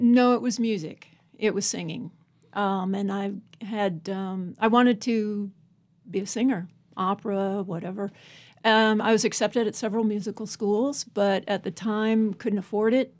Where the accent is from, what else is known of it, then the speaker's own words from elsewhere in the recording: Alexandria, Virginia, United States; moved away as an adult; also born or lived in California; now in Abingdon, United States; originally I'm from Alexandria, Virginia. Went to Virginia Tech. Lived in California for thirty-five years